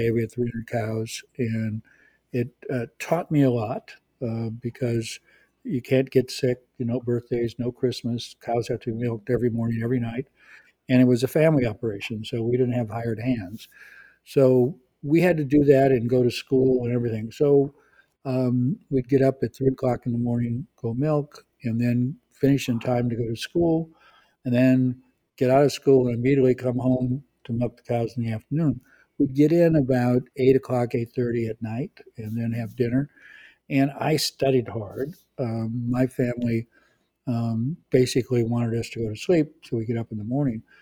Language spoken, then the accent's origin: English; California, United States; also born or lived in Azores; Central California on a dairy farm. Uh, my family uh, Portuguese. I'm 100% Portuguese. Uh, my family comes from the Azor Islands, which are islands off of oh